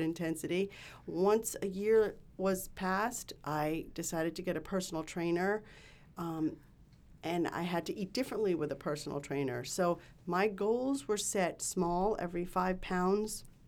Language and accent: English; New York City, New York, United States; I grew up in Queens, New York